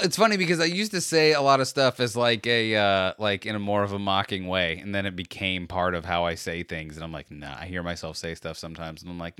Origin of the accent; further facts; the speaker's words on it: Brooklyn, New York, United States; I assure you that I am from Brooklyn and I am not from Spain. I'm sorry if there was any confusion.